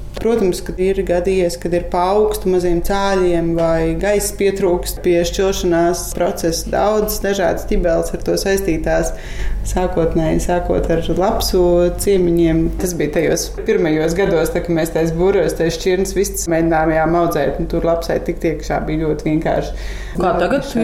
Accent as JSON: {"language": "Latvian", "town": "Riga", "country": "Latvia", "tie": "born or raised there", "also_born_or_lived": "Jūrmala", "moved": "as an adult", "lives_now": "Irlava Parish, Latvia", "said": "Es savukārt esmu no Rīgas, dzimusi un nu, augusi tieši uz Brīvības ielas."}